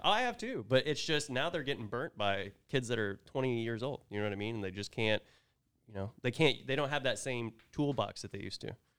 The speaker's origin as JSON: {"language": "English", "region": "Oklahoma", "country": "United States", "also_born_or_lived": "Vermont / Tulsa", "moved": "as an adult", "lives_now": "Dallas, United States", "said": "I'm from Oklahoma"}